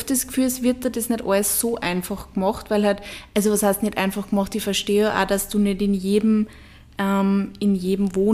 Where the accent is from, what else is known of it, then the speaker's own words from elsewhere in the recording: Upper Austria, Austria; Oberösterreich und in Oberösterreich wird eigentlich schon extrem viel Müll getrennt.